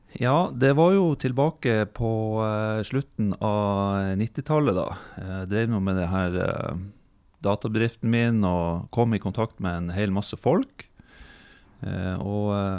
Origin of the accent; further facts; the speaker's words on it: Fauske, Nordland, Norway; now in Bodø, Norway; Jeg er oppvokst på Fauske. Flytta til eh, Bodø i 2003